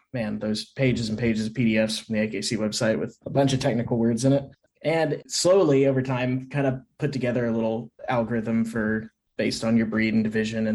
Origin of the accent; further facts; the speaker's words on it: Oklahoma, United States; I'm from Oklahoma.